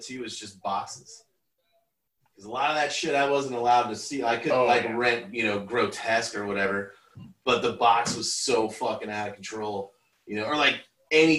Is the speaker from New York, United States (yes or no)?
no; Rancho Cucamonga, California, United States; I grew up in California in Rancho Cucamonga